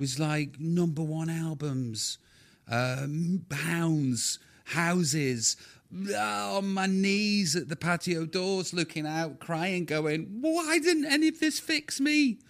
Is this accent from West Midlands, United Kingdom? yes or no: yes; Stoke-on-Trent, West Midlands, United Kingdom; I'm just knobhead from Stoke